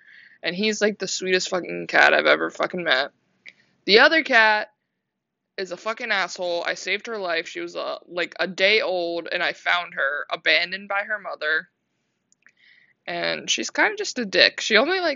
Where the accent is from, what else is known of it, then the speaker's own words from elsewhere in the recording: Maryland, United States; moved away as an adult; also born or lived in Myrtle Beach, South Carolina; now in Orlando, United States; I grew up in Maryland. I was born and raised in Maryland